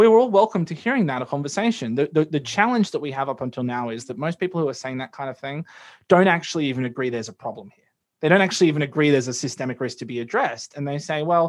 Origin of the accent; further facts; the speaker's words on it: Australia; as an Australian